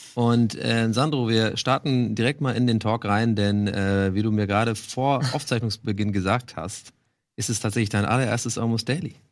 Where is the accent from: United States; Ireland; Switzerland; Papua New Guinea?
Ireland; now in Germany; wo ich aufgewachsen bin, in Irland